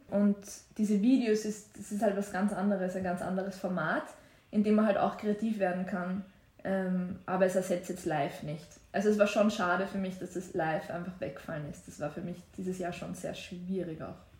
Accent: Waldviertel, Lower Austria, Austria; moved away as an adult; now in Vienna, Austria; wenn ich so vom Waldviertel nach, nach London ziehe

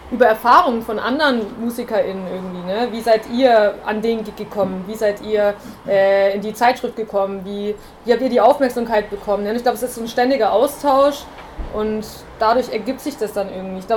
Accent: Bavaria, Germany; Man kommt in eine neue Stadt. Ähm, ich komme aus Bayern ursprünglich, wie man vielleicht hören kann, ich weiß es nicht.

